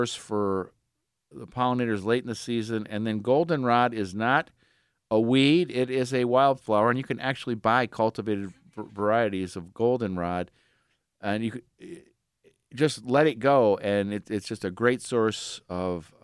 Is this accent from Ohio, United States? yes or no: yes; Aurora, Ohio, United States; moved away; I grew up in Aurora, Ohio. It was a wonderful place to grow up at.